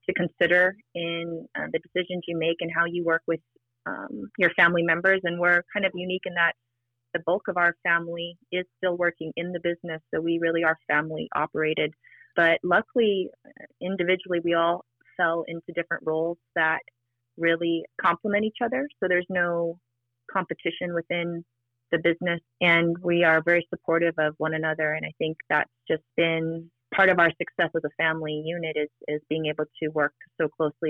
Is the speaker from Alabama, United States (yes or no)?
no; Maui, Hawaii, United States; I was born and raised on Maui.